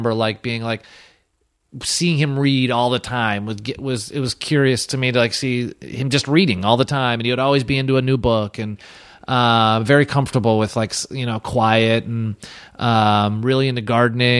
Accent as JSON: {"language": "English", "town": "Chicago", "region": "Illinois", "country": "United States", "tie": "born or raised there", "said": "specifically in Brighton Park, where I grew up, was very Polish, very Hispanic"}